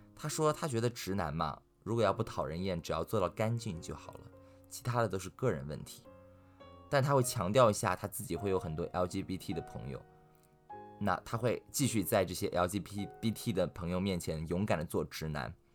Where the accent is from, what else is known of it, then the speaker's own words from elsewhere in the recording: Shanghai, China; 在我们上海人的观念里面吧，没有哥们儿这两，这，这三个字儿